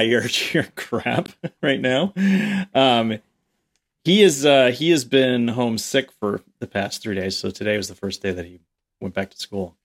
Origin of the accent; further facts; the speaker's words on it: the New York area, United States; growing up in the New York area